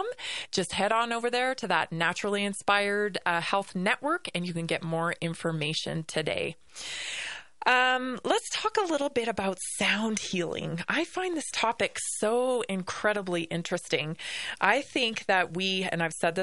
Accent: Victoria, British Columbia, Canada; I grew up in the Pacific Northwest, of course, on Vancouver Island, Victoria, BC

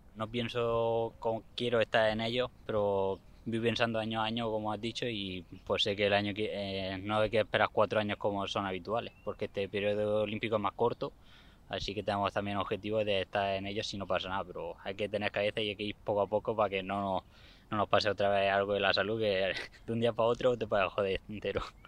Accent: Fuente Álamo, Region of Murcia, Spain; Empecé aquí a correr en Fuente Amo y en las cuadras de Río, que es mi pueblo donde vivo. Y de aquí no me voy

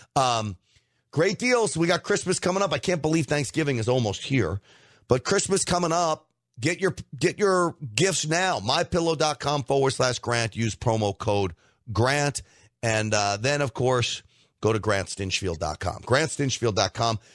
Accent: United States; I'm an American first

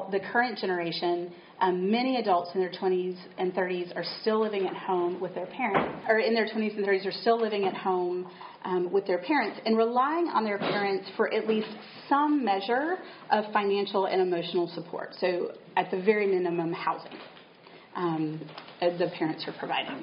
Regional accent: Chattanooga, Tennessee, United States; moved away as an adult; now in Southborough, United States; I'm a Tennessee native. I grew up in Chattanooga

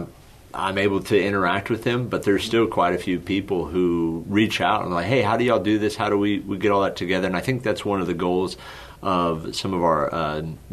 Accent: Odessa, Texas, United States; moved away; also born or lived in Houston, Texas; born and raised in Odessa, Texas

